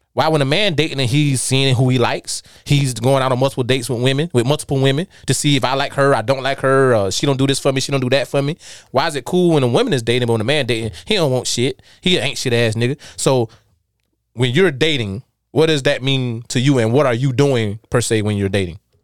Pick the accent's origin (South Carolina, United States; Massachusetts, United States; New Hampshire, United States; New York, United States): South Carolina, United States; Darlington; moved away; I came from South Carolina. I came from Darlington